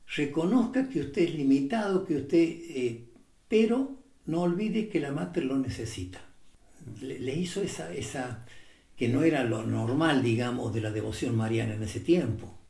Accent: Córdoba, Argentina; moved away as an adult; Padre, de Córdoba.

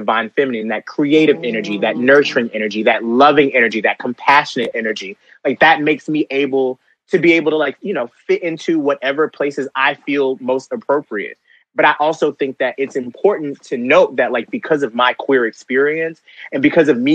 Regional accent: Conyers, Georgia, United States; growing up in the South and growing up as a gay black boy, like in Conyers, Georgia.

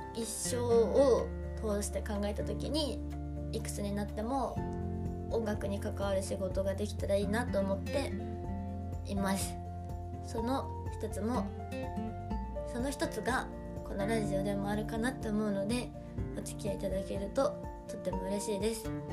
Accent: Hokkaido, Japan; now in Tokyo, Japan; 私北海道出身なんですけど

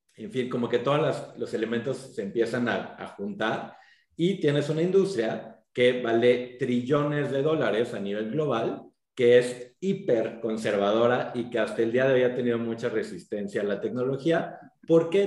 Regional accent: Mexico; moved away as an adult; also born or lived in United States; como mexicanos

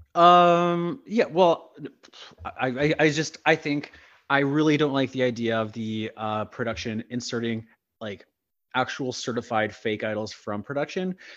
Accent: Sulacote, Manitoba, Canada; also born or lived in Winnipeg; I grew up in Sulacote

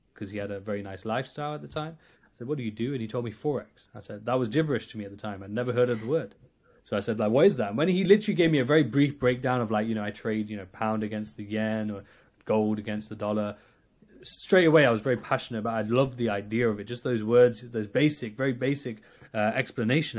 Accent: Nottingham, East Midlands, United Kingdom; I'm from Nottingham in, in the U K

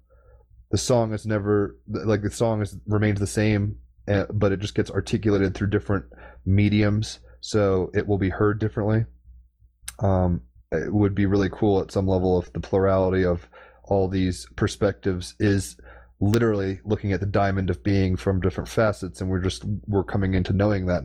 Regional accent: United States; as an American

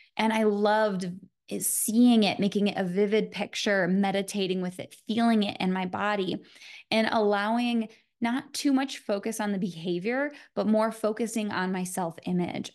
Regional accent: Michigan, United States; I'm from Michigan

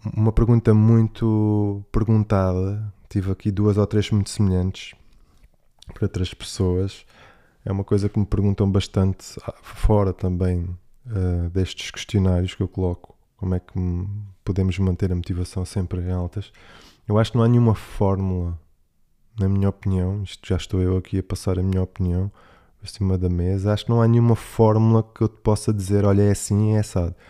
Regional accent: Algarve, Portugal; accent: Algarvian; vou estar no Algarve com um sotaque talvez mais algarvio ainda do que o habitual

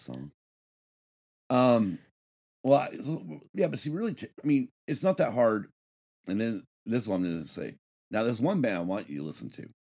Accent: Battle Mountain, Nevada, United States; Growing up in Battle Mountain, Nevada

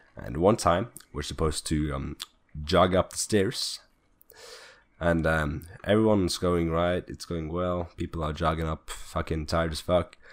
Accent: Norway; born or raised there

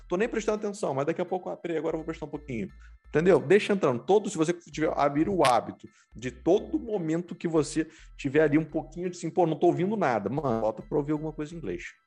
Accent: Rio de Janeiro, Brazil; accent: carioca; now in United States; esse meu sotaque carioca, que eu puxo, puxo S

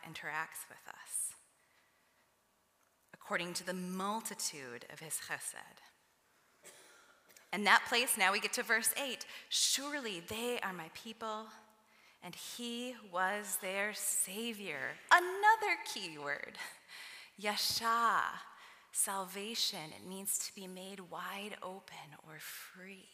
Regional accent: Midwest, United States

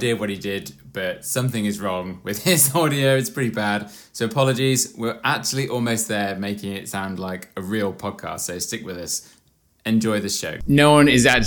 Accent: England, United Kingdom; the only English guy on this podcast.

